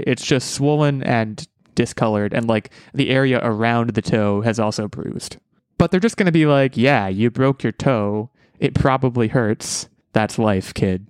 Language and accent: English; United States; I'm an American